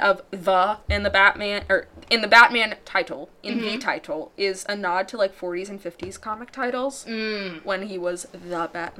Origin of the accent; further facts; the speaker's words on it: St. Louis, Missouri, United States; Guys, we're from St. Louis, so.